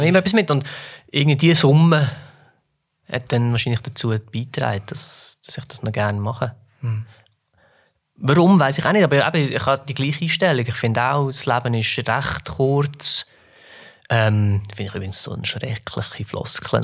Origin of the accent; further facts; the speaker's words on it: Switzerland; uns Schweizer